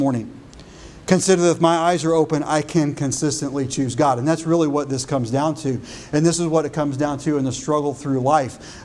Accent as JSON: {"language": "English", "country": "United States", "tie": "born or raised there", "said": "I was born in the United States and I'm an American"}